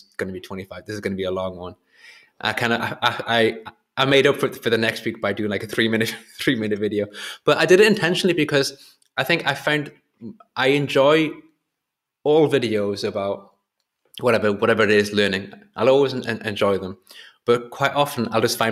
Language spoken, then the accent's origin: English; Whitley Bay, North East England, United Kingdom; my hometown, which is Whitley Bay near Newcastle